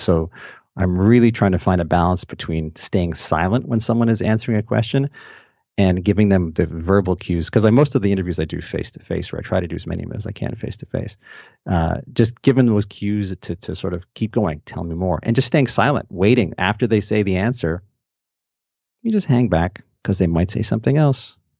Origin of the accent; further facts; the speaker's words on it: Montreal, Quebec, Canada; also born or lived in Toronto, Ontario; now in London, Canada; Growing up in Montreal